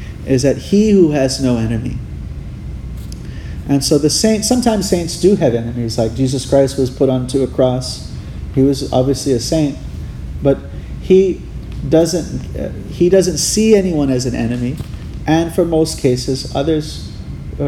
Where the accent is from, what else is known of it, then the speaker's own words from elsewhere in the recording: Hawaii, United States; I grew up in Hawaii